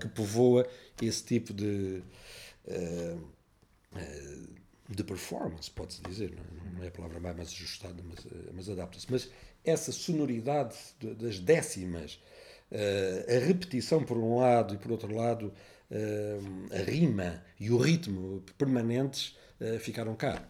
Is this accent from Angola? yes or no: no; Évora, Alentejo, Portugal; moved away; also born or lived in Amsterdam; eu nasci em Évora